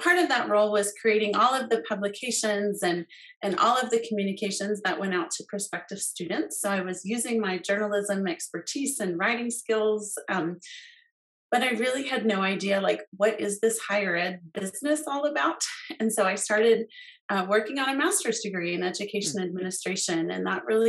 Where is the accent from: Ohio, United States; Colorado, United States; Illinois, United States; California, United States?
Colorado, United States; moved away as an adult; also born or lived in West Virginia; I grew up here in Colorado, so delighted to be living here now.